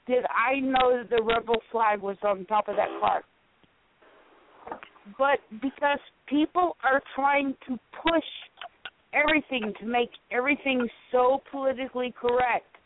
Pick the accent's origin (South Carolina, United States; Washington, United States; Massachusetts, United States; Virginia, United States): South Carolina, United States; I grew up in South Carolina. I I was not born in South Carolina